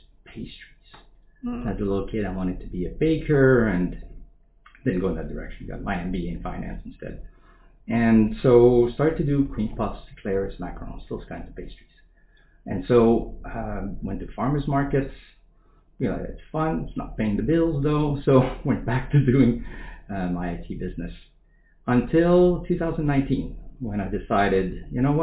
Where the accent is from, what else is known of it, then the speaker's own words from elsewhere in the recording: Montreal, Quebec, Canada; moved away as an adult; also born or lived in Rockville, Maryland, United States; now in United States; I'm from Quebec, Montreal more specifically. I moved here in 1990